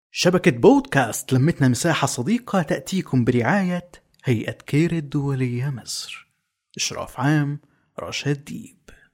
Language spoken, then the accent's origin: Arabic; Syria; moved away as an adult; وقت طلعت من سوريا